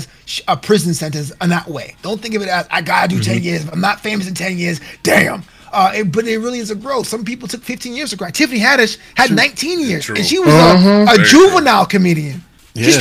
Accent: Brooklyn, New York, United States; now in Los Angeles, United States; it's my hometown. Only able to go back to Brooklyn

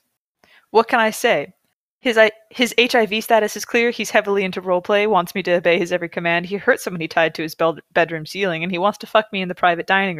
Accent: United States; as an American

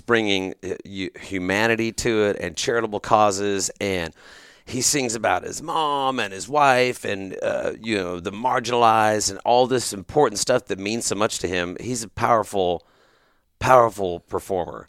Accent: Grand Prairie, Texas, United States; I grew up here in Texas mm-hmm. in the Dallas Fort Worth Metroplex. I was born in Grand Prairie.

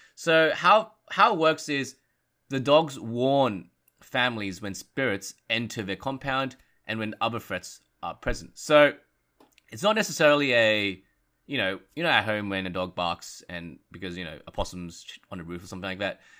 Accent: Australia; As an Australian

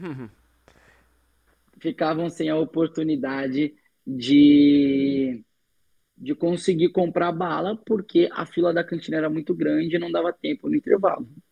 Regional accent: São Paulo, Brazil; also born or lived in Minas Gerais; Eu nasci em Minas Gerais, hoje eu sou moro em São Paulo desde a minha infância.

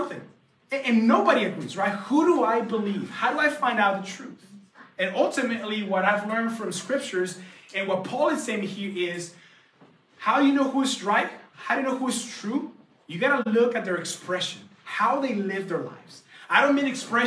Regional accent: the Bible Belt, United States; We come from Bible Belt, and so Sunday is a huge deal

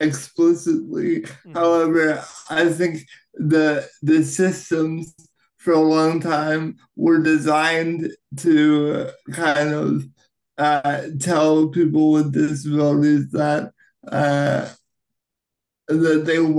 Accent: Canada; as a Canadian actor

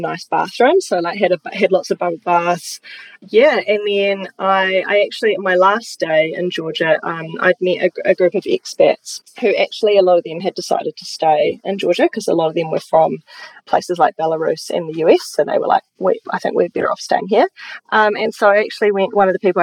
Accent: New Plymouth, Taranaki, New Zealand; moved away as an adult; also born or lived in Palmerston North / Christchurch; I'm from Taranaki, amazing place to grow up.

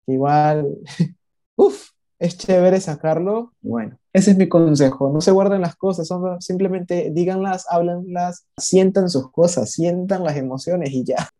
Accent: Ecuador; yo no soy de México, yo soy de Ecuador

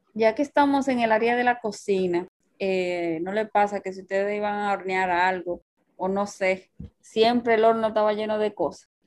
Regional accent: Dominican Republic; somos de República Dominicana

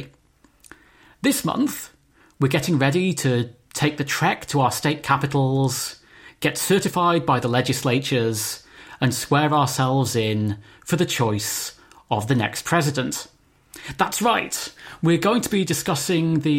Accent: United Kingdom; growing up in Britain

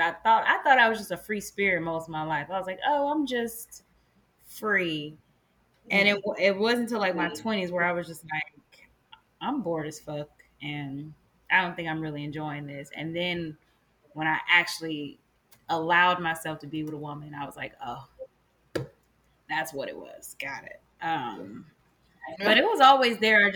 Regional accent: the South, United States; moved away as an adult; now in Los Angeles, United States; I grew up in the South

